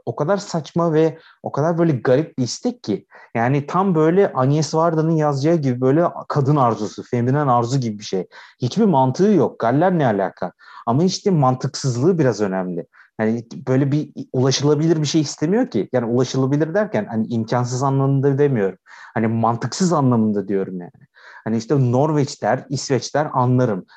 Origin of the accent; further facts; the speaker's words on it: Aydın, Turkey; biz hepimiz Egeliyiz